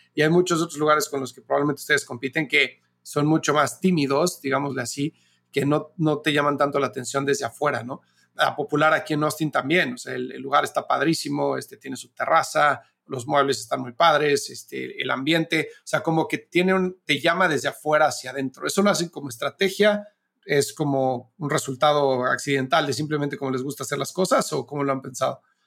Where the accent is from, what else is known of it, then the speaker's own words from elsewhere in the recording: Mexico; moved away as an adult; now in United States; siendo mexicano de Estados Unidos, yo llevo viviendo acá 13 años